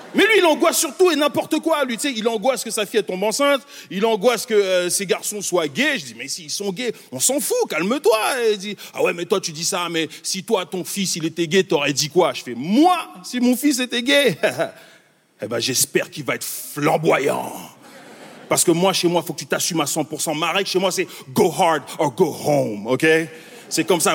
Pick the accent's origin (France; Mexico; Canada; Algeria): Canada; Montreal, Quebec; also born or lived in Congo; Moi, je viens de Montréal.